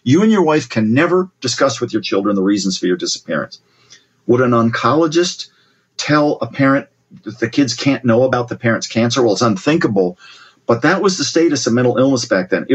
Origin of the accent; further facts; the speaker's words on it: Columbus, Ohio, United States; my sister and I growing up in Ohio, Columbus, Ohio